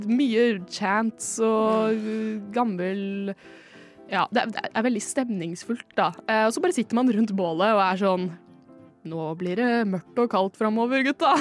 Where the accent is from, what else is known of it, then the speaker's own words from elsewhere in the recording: Rælingen, Viken, Norway; kommer fra Rælingen i Viken